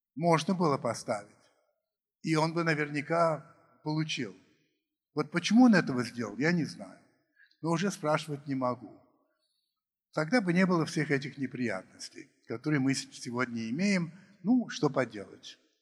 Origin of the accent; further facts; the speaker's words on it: United States; moved away; я рос в Америке